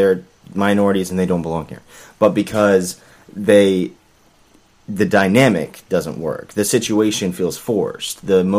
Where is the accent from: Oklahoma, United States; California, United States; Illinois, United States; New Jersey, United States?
Oklahoma, United States; Tulsa; I'm originally from Oklahoma, Tulsa.